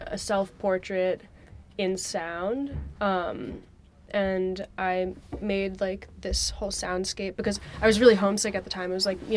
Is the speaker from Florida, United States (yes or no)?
no; Boston, Massachusetts, United States; I'm from Boston, and the choir was like the Boston Children's Chorus